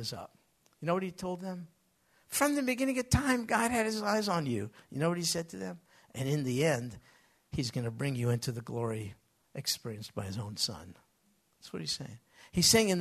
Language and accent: English; United States; I grew up in America.